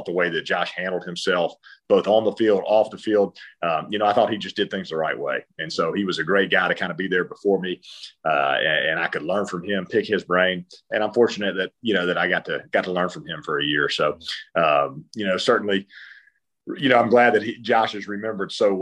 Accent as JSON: {"language": "English", "region": "North Carolina", "country": "United States", "tie": "born or raised there", "moved": "as an adult", "said": "growing up in North Carolina, we had a lot of different schools and that were fairly close"}